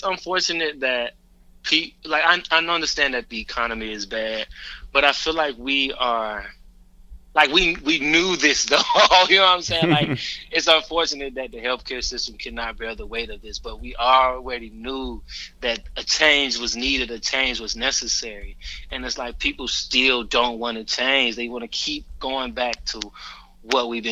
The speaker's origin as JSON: {"language": "English", "town": "Atlanta", "region": "Georgia", "country": "United States", "tie": "born or raised there", "said": "we're from Atlanta. Born and raised"}